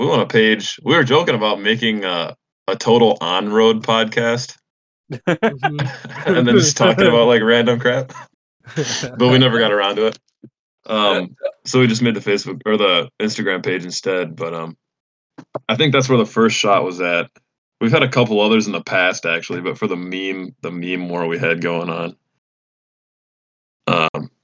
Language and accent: English; Illinois, United States; I'm from Illinois